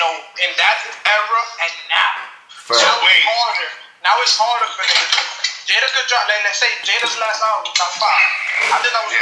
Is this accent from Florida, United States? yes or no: no; New York City, New York, United States; So don't tell me that it's because we're from the Heights.